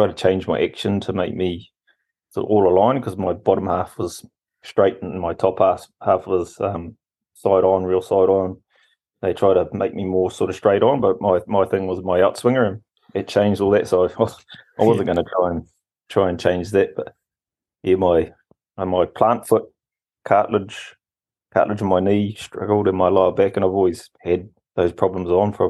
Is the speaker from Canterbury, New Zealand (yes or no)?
no; Rotorua, Bay of Plenty, New Zealand; I grew up in Rotorua